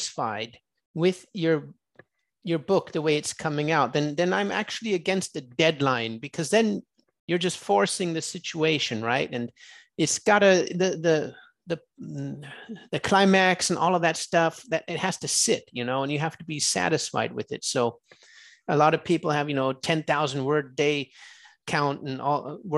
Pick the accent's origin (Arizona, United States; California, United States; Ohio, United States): California, United States; I'm from California